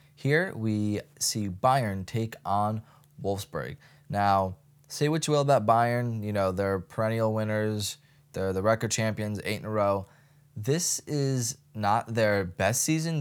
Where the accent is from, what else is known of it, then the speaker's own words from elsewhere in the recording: United States; just as an American